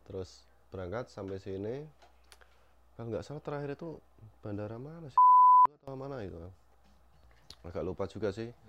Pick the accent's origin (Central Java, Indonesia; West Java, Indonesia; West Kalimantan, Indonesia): Central Java, Indonesia; Weleri; Saya asli Wuleri Kendal.